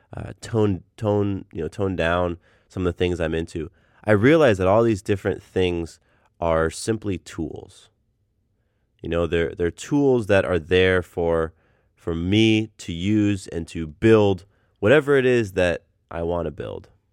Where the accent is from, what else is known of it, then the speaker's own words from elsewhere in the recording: Del Mar, California, United States; moved away; I'm from Southern California. I was born in, uh, a small town called Del Mar, which is north of San Diego